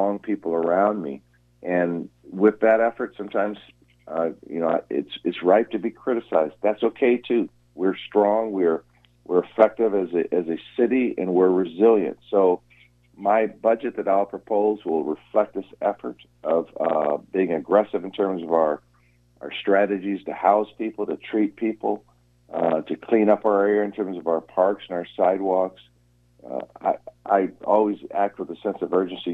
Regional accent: Seattle, Washington, United States; I was born here in Seattle. I've been here my entire life

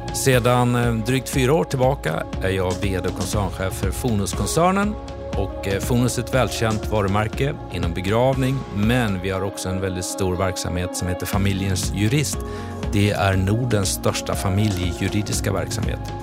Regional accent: Borås, Västra Götaland, Sweden; Jag är uppväxt i Borås under väldigt enkla förhållanden

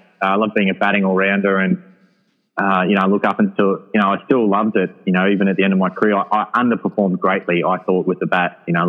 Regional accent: Kingaroy, Queensland, Australia; also born or lived in Hervey Bay; I was from Kingaroy at the time

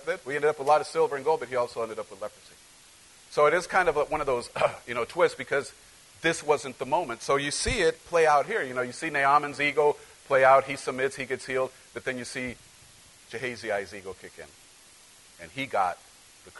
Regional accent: central Mexico, Mexico; now in United States; I grew up in Central Mexico

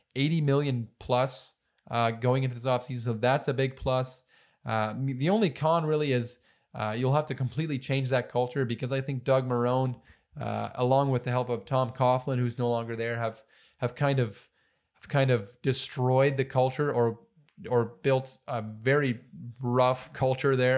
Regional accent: Canada; also born or lived in Detroit, Michigan; Joe and I were Canadians, born and raised in Canada.

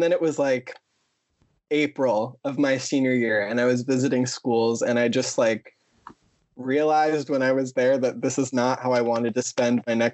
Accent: Long Island, New York, United States; also born or lived in Ridgewood, Queens, New York; I'm from Long Island

